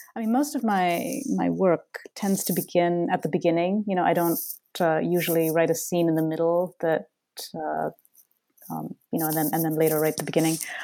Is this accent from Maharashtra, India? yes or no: no; Bangalore, Karnataka, India; moved away as an adult; now in Boston, United States; Bangalore, my my hometown